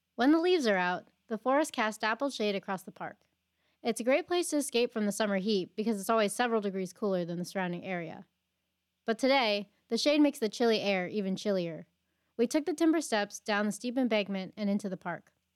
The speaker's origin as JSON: {"language": "English", "region": "central Pennsylvania", "country": "United States", "tie": "born or raised there", "moved": "yes", "lives_now": "Maryland, United States", "said": "I grew up in central P A with my two moms and my sister."}